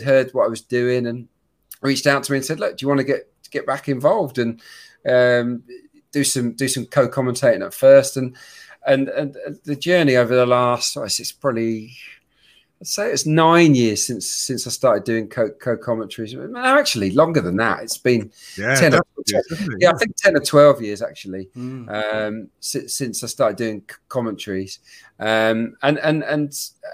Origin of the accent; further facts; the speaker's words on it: Suffolk, East of England, United Kingdom; I was brought up in Suffolk